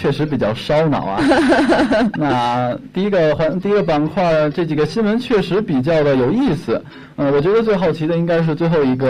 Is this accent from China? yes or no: yes; northern China, China; 虽然作为一个北方人，我不应该这么说，因为我确实是之前不怎么讨论天气的。